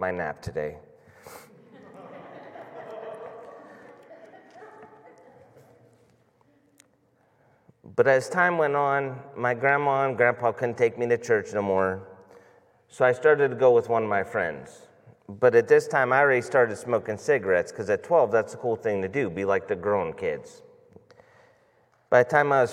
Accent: Boardman, Ohio, United States; I grew up in Boardman

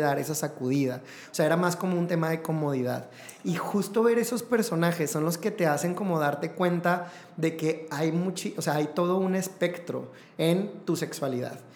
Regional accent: Mexico; para nosotros como mexicanos

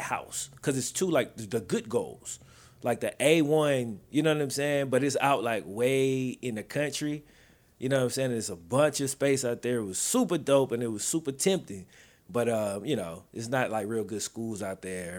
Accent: the South, United States; also born or lived in Mississippi / Louisiana; now in Texas, United States; I'm from the South

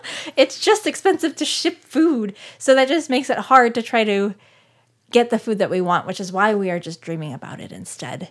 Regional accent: Scottsdale, Arizona, United States; moved away; I am from Scottsdale, Arizona. I was born and raised

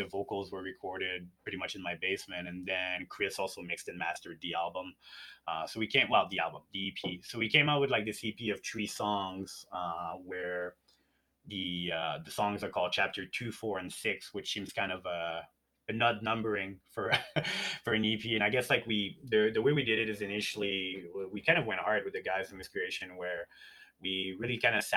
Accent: Montreal, Quebec, Canada; now in Edmonton, Canada; I came from Montreal where like I had a band when I was a teenager

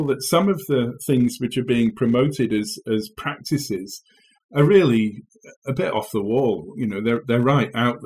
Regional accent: England, United Kingdom; moved away as an adult; also born or lived in Kent; now in Wageningen, Netherlands; you'll have heard from my accent, I hail from England.

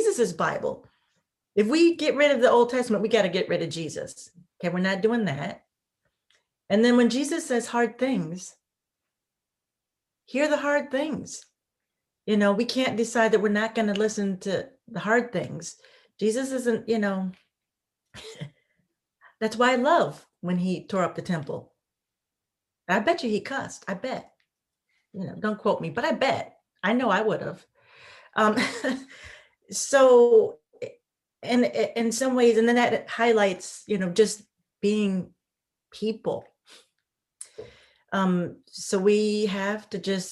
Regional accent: Midwest, United States; I'm from the Midwest and in the United States.

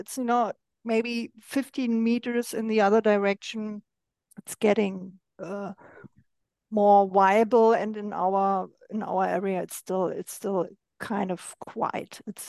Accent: Berlin, Germany; I'm originally from East Germany

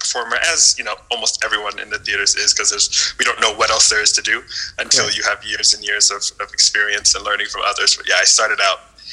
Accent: Northern Virginia, United States; moved away as an adult; now in Mexico City, Mexico; I grew up in Northern Virginia in not a very theatrical place

